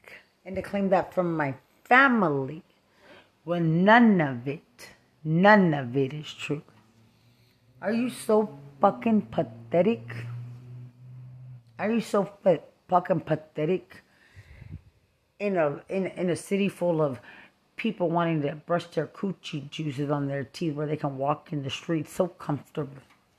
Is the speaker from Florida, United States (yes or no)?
no; Lubbock, Texas, United States; and I'm from Lubbock, Texas.